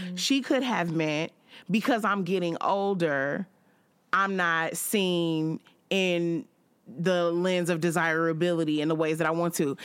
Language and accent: English; Chicago, Illinois, United States; I'm a woman and I'm from Chicago